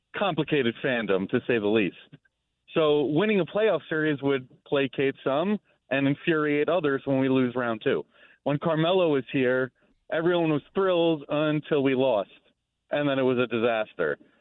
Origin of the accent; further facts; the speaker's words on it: New York, United States; I grew up in New York